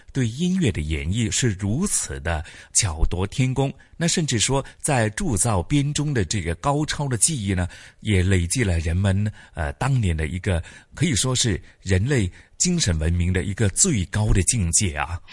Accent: Hong Kong; 回味的是我们香港人的一些 集体回忆

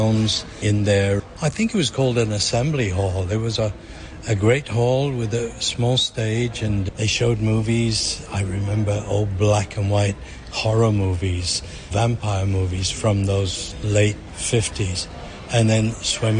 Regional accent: Hong Kong; The YMCA really played a huge role in our growing up in Hong Kong

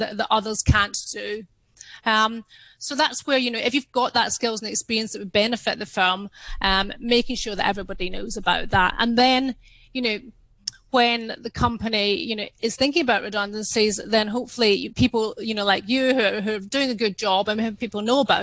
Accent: Scotland, United Kingdom; I'm Scottish, my upbringing was not to show off

